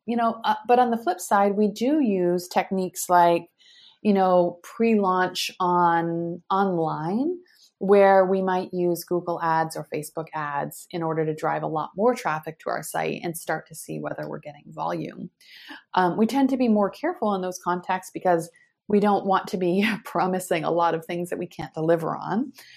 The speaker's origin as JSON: {"language": "English", "country": "United States", "also_born_or_lived": "Europe / Asia", "moved": "as an adult", "lives_now": "Palo Alto, United States", "said": "as an American, you know, living overseas"}